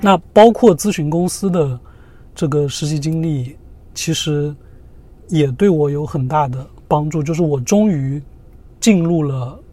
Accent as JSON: {"language": "Chinese", "region": "Zhejiang", "country": "China", "tie": "born or raised there", "also_born_or_lived": "San Diego, United States", "moved": "as an adult", "said": "我也是浙江人嘛"}